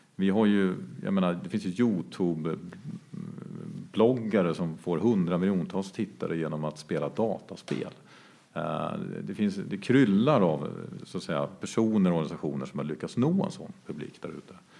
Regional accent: Jämtland, Sweden; now in Stockholm, Sweden; ursprungligen kommer från Jämtland där vi befinner oss nu. Eh, där jag är uppvuxen på en gård en bit utanför Östersund

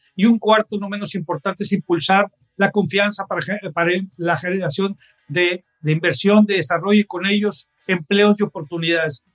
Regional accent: Mexico; todos como mexicanos

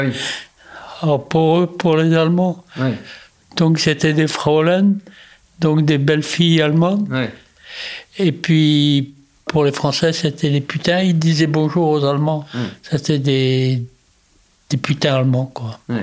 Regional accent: Brittany, France; on est breton, parce qu'on vit en Bretagne

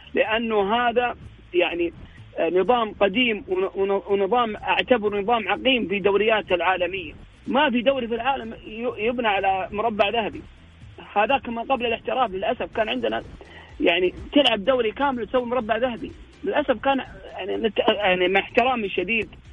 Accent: Saudi Arabia; عندنا في السعوديه

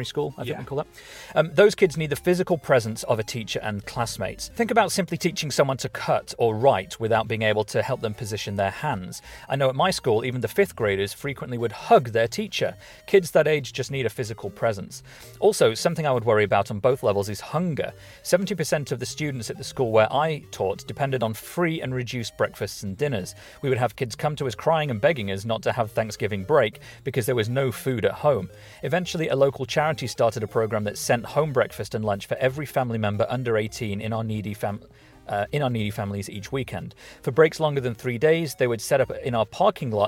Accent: Derbyshire, East Midlands, United Kingdom; our school where we grew up in Derbyshire

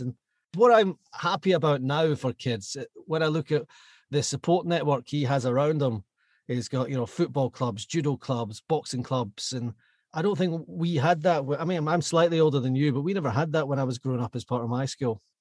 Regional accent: Glasgow, Scotland, United Kingdom; I was Glasgow born and bred.

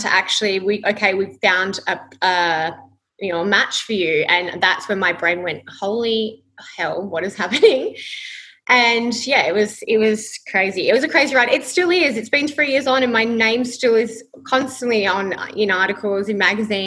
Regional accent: Perth, Western Australia, Australia; moved away as an adult; now in Gold Coast, Australia; I was born here on the Gold Coast but grew up in Perth. So I was there my entire life, my entire 28 years up until I moved to the Gold Coast.

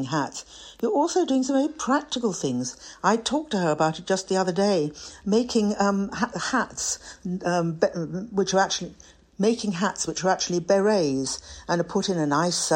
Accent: United Kingdom; we're both British

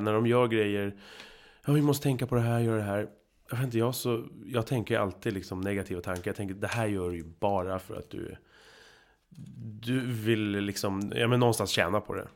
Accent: Huddinge, Stockholm County, Sweden; Geografiskt är jag uppväxt i Huddinge

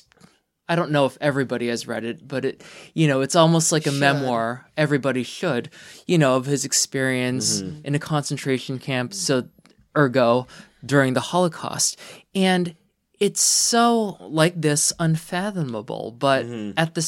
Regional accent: Pennsylvania, United States; we're from Pennsylvania.

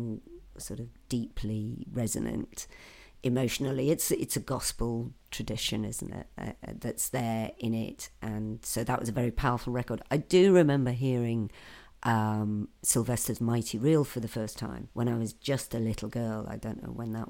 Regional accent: the Northeast, North East England, United Kingdom; I'm from the Northeast

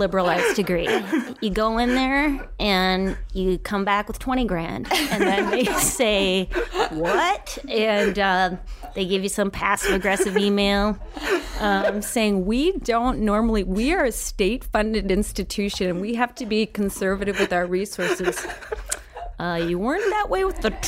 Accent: Duluth, Minnesota, United States; moved away; also born or lived in Florida; I was born in a naval base and then my parents moved to Florida and then to Duluth. I grew up in Minnesota for 21 years

